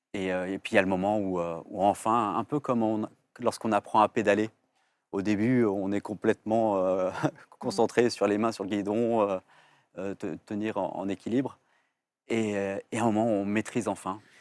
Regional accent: Vénissieux, Auvergne-Rhône-Alpes, France; j'ai grandi au Minguette et, en fait, ça a été une richesse incroyable parce qu'en fait, euh, c'est à Vénissieux, la banlieue lyonnaise

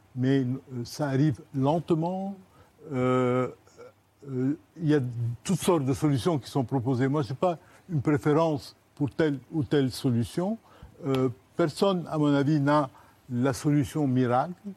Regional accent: Lebanon; now in France; l'invité levantin que je suis

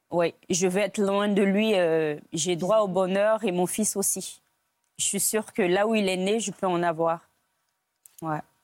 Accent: Côte d’Ivoire; moved away as an adult; now in France; J'ai grandi en Côte d'Ivoire. Je suis née, euh, en Côte d'Ivoire.

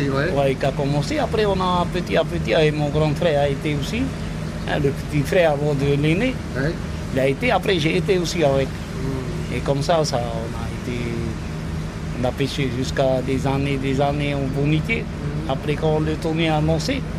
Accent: Windward Islands, French Polynesia; Tu es originaire d'où euh, de, d'ici, même, Tahiti.

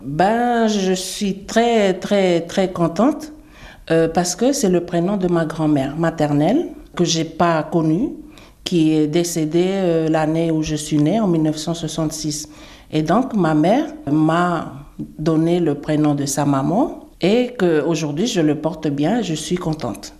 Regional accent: Uvea, Wallis & Futuna; chez nous, à Wallis

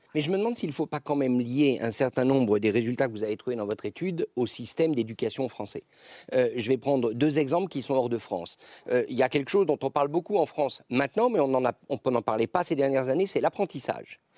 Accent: Geneva, Switzerland; moi, je suis de Genève

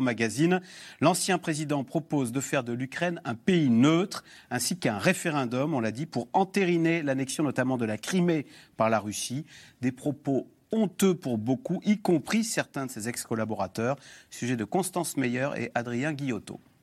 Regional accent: France; nous sommes français, nous ne sommes pas polonais.

